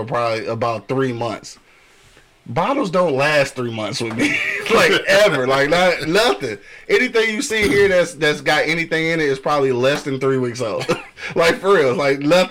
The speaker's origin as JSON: {"language": "English", "region": "Michigan", "country": "United States", "said": "I'm from Michigan"}